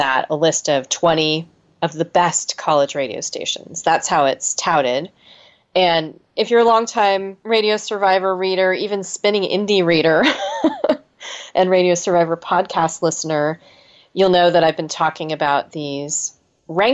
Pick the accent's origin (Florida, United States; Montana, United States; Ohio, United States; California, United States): California, United States; as a Californian